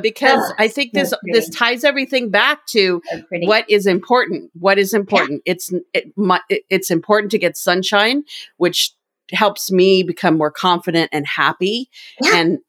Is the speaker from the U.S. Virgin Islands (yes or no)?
yes; U.S. Virgin Islands; also born or lived in Seattle area, United States; now in Seattle, United States; I'm from the Virgin Islands, St. Croix, born and raised, and I miss the sun. I live outside Seattle